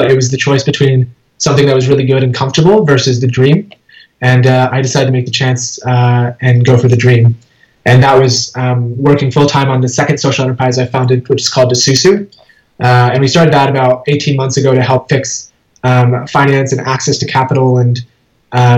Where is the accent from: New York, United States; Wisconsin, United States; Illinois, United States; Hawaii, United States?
New York, United States; Schenectady; I was born in Schenectady, New York. My parents had just immigrated from India, and so I grew up in upstate New York.